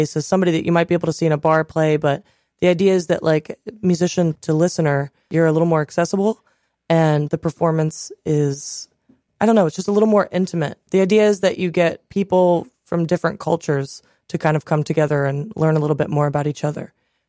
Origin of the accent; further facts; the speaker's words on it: Reynoldsburg, Ohio, United States; I'm from Reynoldsburg, Ohio.